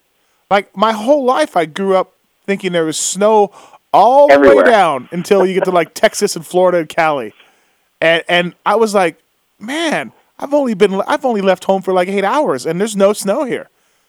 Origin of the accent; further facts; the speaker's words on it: Canada; growing up in Canada